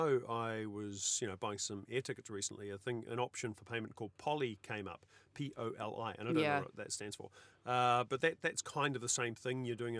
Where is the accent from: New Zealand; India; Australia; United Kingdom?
New Zealand; Because I'm a New Zealander.